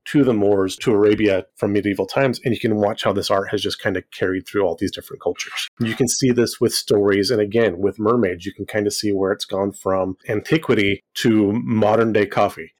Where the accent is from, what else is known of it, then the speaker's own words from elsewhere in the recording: Fresno, California, United States; I grew up actually in Central California